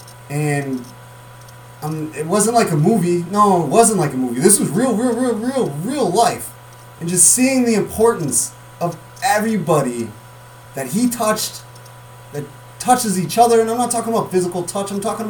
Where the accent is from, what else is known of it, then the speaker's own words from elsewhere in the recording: Mendota, United States; come back and do sports in this area, my hometown